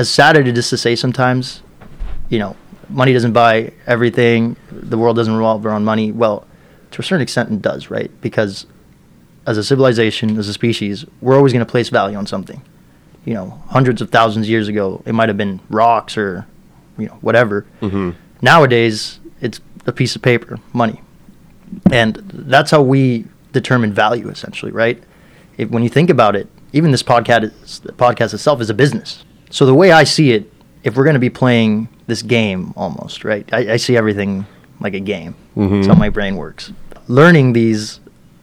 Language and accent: English; Miami, Florida, United States; also born or lived in Peru; growing up in Miami